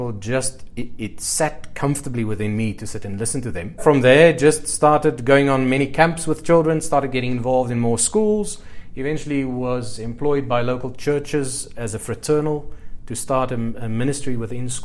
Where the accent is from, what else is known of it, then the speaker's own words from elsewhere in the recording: Cape Town, Western Cape, South Africa; also born or lived in Katima Mulilo, Namibia; at the age of four, we moved back to Cape Town, where my parents were originally from